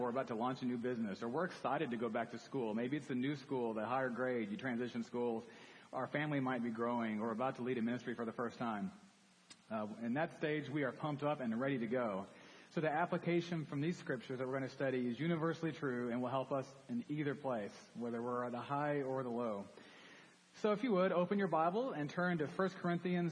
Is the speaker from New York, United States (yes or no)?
no; Dallas, Texas, United States; I grew up in Dallas, came to Baylor as a freshman.